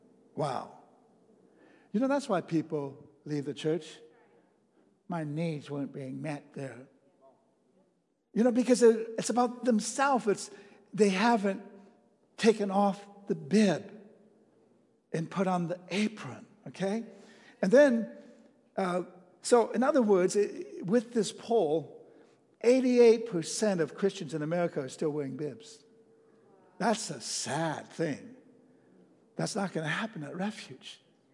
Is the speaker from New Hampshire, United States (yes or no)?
no; Texas, United States; You know, I'm from Texas, and they have the best chili in the whole wide world, you know.